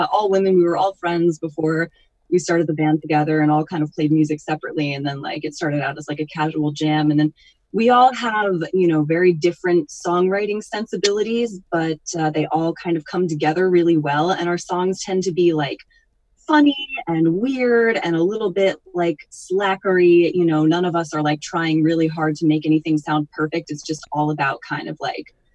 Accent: Northwest Connecticut, United States; now in Hudson Valley, United States; I grew up in Northwest Connecticut

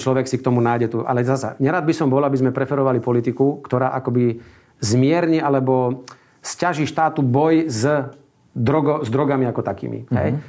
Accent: Slovakia

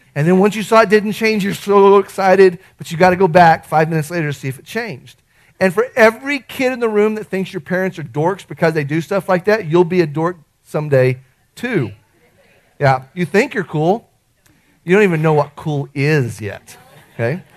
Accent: Artesia, United States; the kid I grew up with in Artesia

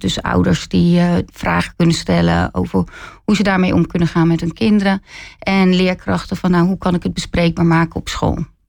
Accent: Zevenhuizen, South Holland, Netherlands; also born or lived in Rotterdam; Ik kom zelf uit Zevenhuizen. En eh, ik heb wel een tijd ook in Rotterdam gewoond. Ben weer teruggegaan naar Zevenhuizen. Dus eh, ja, echt eh, heel dorps opgevoed.

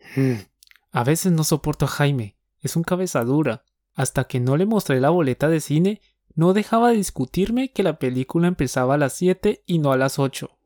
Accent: Colombia; Somos dos profes colombianos

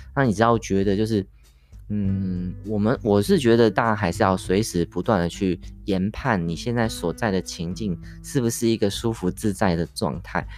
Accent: Taiwan; 我们台湾人很爱用来念书的这个麦当劳哈，这个，呃，什么，Mister Donuts 哈之类的这种素食店

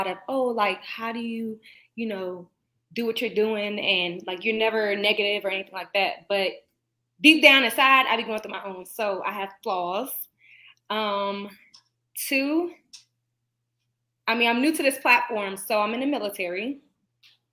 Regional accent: Raleigh, North Carolina, United States; also born or lived in Newark, New Jersey; I left Jersey when I was, like, 11, so... I wouldn't necessarily, I mean, it's home at the end of the day, but, you know, my adult life, I grew up in North Carolina

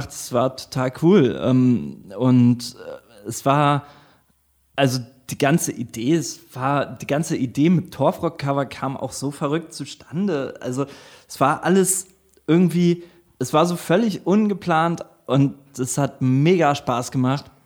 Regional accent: Northern Germany, Germany; accent: Low German; ich musste tatsächlich auch meinen, meinen plattdeutschen Akzent trainieren.

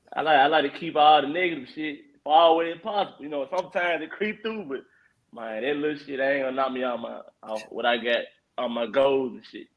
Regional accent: Memphis, Tennessee, United States; I'm like from East Memphis

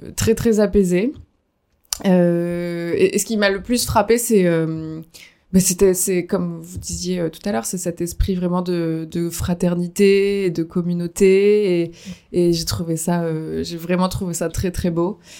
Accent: Dordogne, Nouvelle-Aquitaine, France; je viens de Dordogne

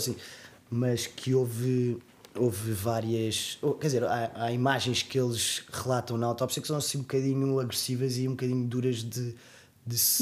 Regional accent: Portugal; sou português

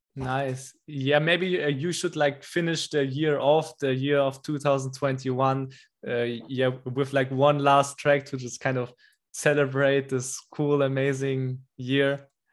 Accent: Germany; English is a second language; I came back to Germany to my home country here like four months ago

